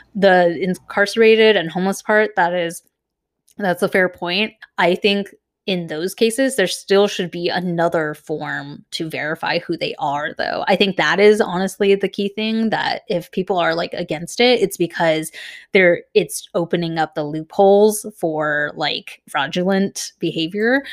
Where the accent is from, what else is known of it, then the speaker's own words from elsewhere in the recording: Irvine, California, United States; when we were growing up in Irvine